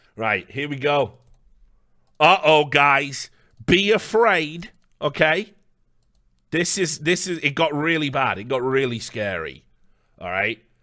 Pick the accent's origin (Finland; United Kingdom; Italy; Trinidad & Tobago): United Kingdom; I'm British